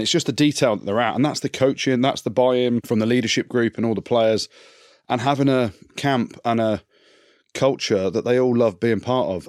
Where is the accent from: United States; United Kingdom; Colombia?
United Kingdom; England